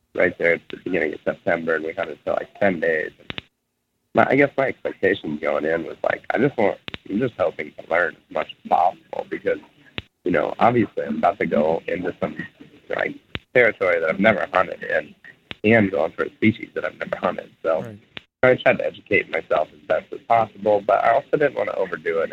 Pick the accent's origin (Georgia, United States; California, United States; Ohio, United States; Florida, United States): Ohio, United States; my whole life, growing up in Ohio